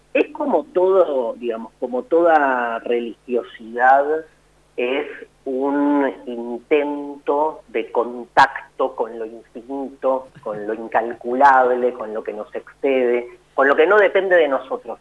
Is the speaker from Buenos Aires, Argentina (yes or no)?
yes; Buenos Aires, Argentina; yo soy un porteño